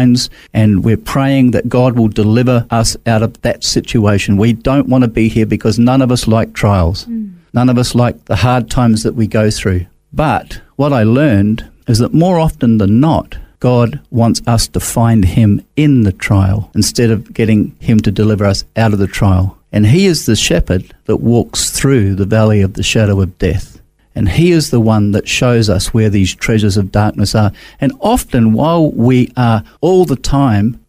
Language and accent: English; Christchurch, Canterbury, New Zealand; moved away as an adult; also born or lived in England / Auckland, New Zealand; now in Australia; So I grew up in Christchurch, of all places.